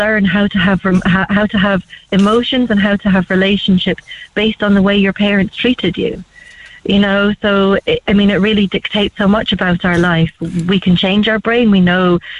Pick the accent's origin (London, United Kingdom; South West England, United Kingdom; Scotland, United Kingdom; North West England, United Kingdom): Scotland, United Kingdom; I'm from Scotland